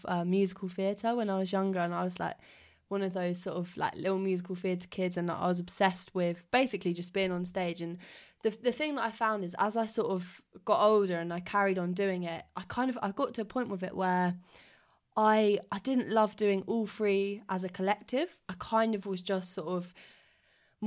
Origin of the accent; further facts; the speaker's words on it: Surrey, South East England, United Kingdom; I come from Surrey, so yeah, just sort of outside South London